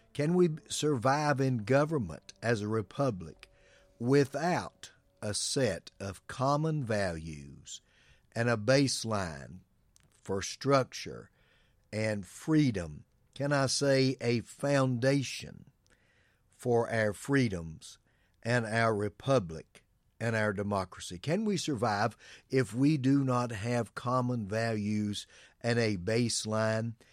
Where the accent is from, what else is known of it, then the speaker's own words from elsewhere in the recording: United States; us as Americans